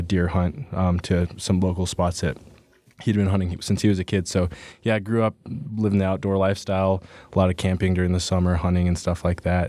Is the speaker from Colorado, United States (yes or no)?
yes; Pueblo West, Colorado, United States; I'm from Colorado. Uh, grew up in southern Colorado, down in, uh, Pueblo West